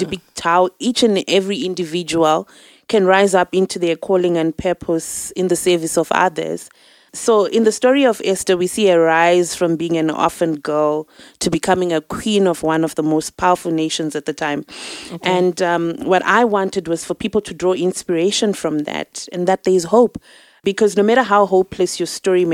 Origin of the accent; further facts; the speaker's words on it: Zimbabwe; now in South Africa; I'm from Zimbabwe. I'm here in South Africa now.